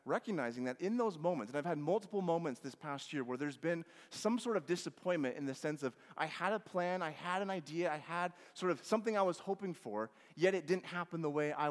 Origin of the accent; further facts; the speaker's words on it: Washington, United States; growing up in Washington